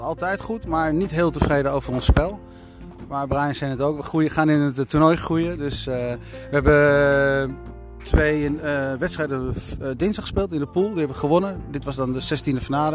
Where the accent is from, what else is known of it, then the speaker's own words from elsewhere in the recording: Netherlands; Wij zijn Nederlanders. En wij Nederlanders